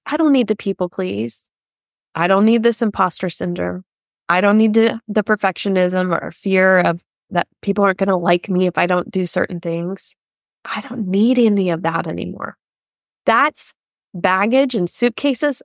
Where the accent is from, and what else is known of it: United States; now in Germany